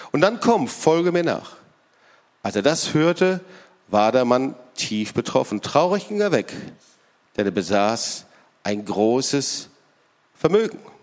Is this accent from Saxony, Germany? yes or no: no; Lüdenscheid, North Rhine-Westphalia, Germany; moved away; ich komme aus Lüdenscheid, Altna ist direkt die nächste Stadt